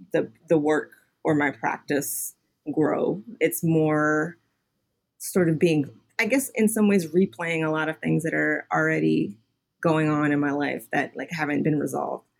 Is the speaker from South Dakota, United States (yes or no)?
no; Houston, Texas, United States; moved away; also born or lived in New York; I grew up in Houston